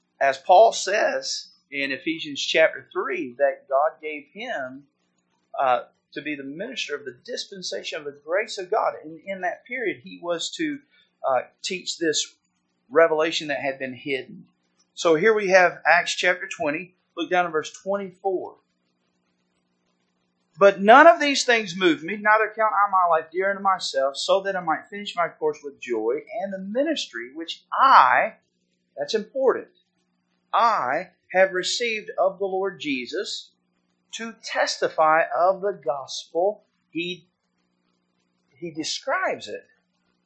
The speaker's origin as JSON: {"language": "English", "region": "the South", "country": "United States", "tie": "born or raised there", "moved": "yes", "lives_now": "Haslett, United States", "said": "I grew up in the South"}